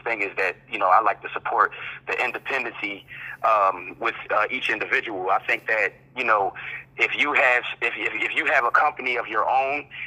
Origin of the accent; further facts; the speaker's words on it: Philadelphia, Pennsylvania, United States; moved away as an adult; now in Charlotte, United States; I'm actually from Philadelphia, Pennsylvania. That's where I grew up